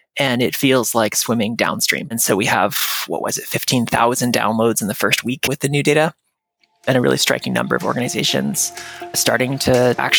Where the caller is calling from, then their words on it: Williamstown, Massachusetts, United States; I'm in Western Massachusetts right now, Williamstown, Mass.